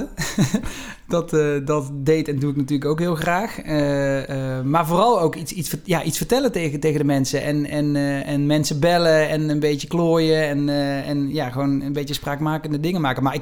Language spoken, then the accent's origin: Dutch; southern Netherlands, Netherlands; accent: soft G; Ik heb die zachte G en dat ben ik ook heel erg.